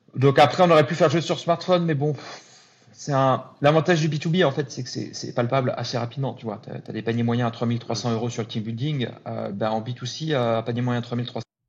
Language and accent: French; Lille, Hauts-de-France, France; moved away as an adult; now in Paris, France; j'ai grandi à Lille, arrivé à Paris il y, a, il y a 13 ans maintenant.